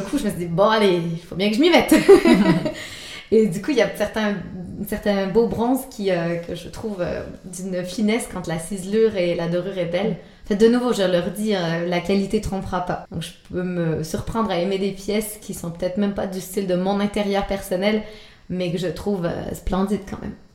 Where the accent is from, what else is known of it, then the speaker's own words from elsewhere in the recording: Quebec, Canada; accent: Québécois; now in Switzerland; mon accent québécois